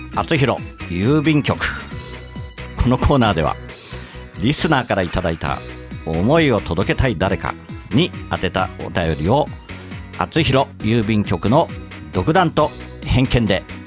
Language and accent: Japanese; Katsushika, Tokyo, Japan; やっぱり葛飾に生まれ育った